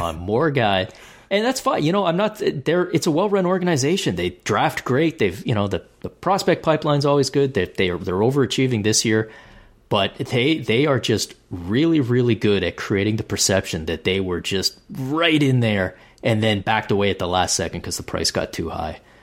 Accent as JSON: {"language": "English", "country": "Canada", "said": "being the Canadian that I am"}